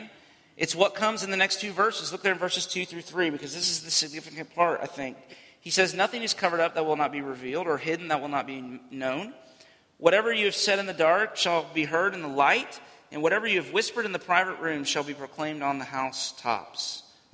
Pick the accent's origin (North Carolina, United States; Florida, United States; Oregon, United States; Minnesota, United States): Florida, United States; as a kid, growing up in Florida